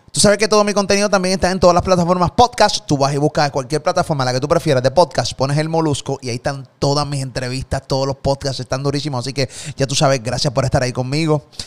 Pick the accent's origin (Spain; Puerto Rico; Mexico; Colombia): Puerto Rico; Yo soy de Puerto Rico